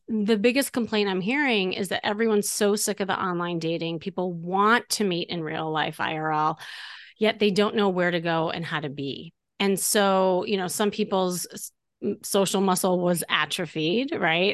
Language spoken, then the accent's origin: English; Chicago, Illinois, United States; moved away as an adult; now in Los Angeles, United States; from Chicago